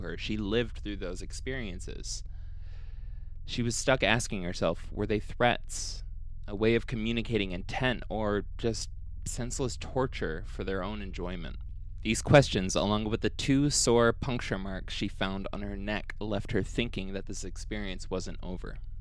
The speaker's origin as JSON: {"language": "English", "region": "Ohio", "country": "United States", "moved": "yes", "said": "I'm from Ohio"}